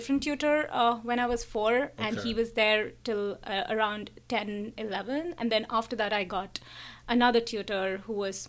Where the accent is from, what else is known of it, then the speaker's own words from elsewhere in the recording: Kolkata, West Bengal, India; moved away; I'm from Calcutta, and I've done my schooling, learned a lot of art from the amazing teachers there.